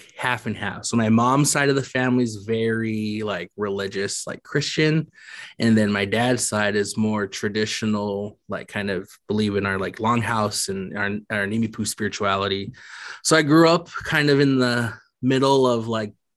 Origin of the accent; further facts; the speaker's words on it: Lapwai, Idaho, United States; I'm from Lapway, born and raised.